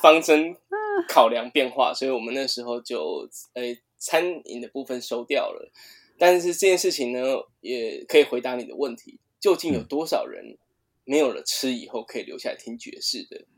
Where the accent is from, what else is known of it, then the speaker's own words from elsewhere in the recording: Taiwan; 我们台湾人